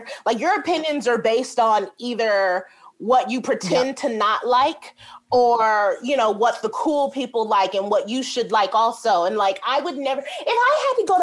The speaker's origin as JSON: {"language": "English", "town": "New York City", "region": "New York", "country": "United States", "tie": "born or raised there", "also_born_or_lived": "Chicago", "said": "I'm from Brooklyn, New York. And the building I lived in was like kind of tough"}